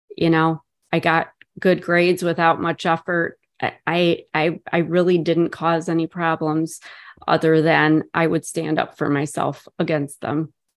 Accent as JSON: {"language": "English", "town": "Chicago", "region": "Illinois", "country": "United States", "tie": "born or raised there", "moved": "as an adult", "lives_now": "about ninety miles southwest of Chicago, United States", "said": "born and raised in Chicago."}